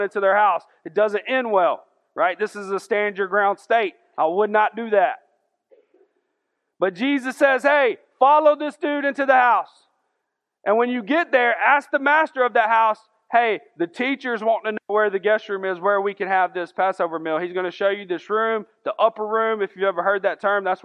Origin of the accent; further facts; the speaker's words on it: Augusta, Georgia, United States; I'm from South Augusta. We didn't have all that cool stuff over there